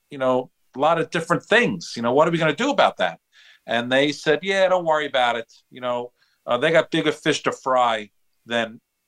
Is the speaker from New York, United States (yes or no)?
yes; Long Island, New York, United States; I'm born and raised on Long Island.